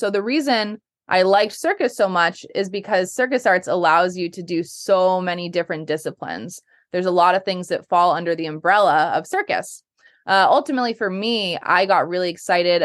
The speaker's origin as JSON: {"language": "English", "town": "Holliston", "region": "Massachusetts", "country": "United States", "tie": "born or raised there", "said": "I grew up in Holliston, still in Holliston"}